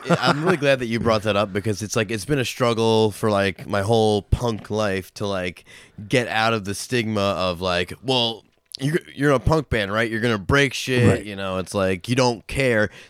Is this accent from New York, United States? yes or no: yes; Long Island, New York, United States; now in Albany area (518), United States; I'm not originally from here. I'm from Long right, Island